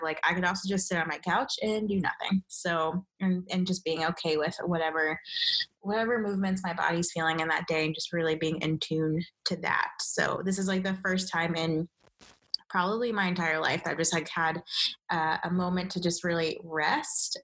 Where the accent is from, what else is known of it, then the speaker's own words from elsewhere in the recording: Nigeria; I'm Nigerian